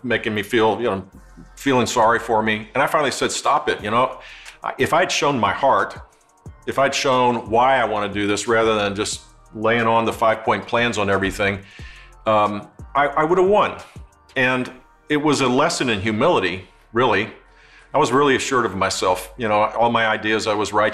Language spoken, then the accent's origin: English; Houston, Texas, United States; also born or lived in Midland, Texas; we moved when I was 6 years old to Houston and lived there till I got married